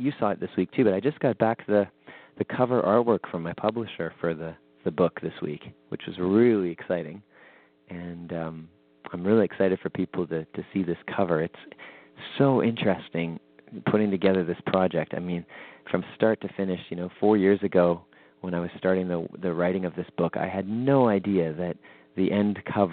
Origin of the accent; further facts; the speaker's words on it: Winnipeg, Manitoba, Canada; my hometown of Winnipeg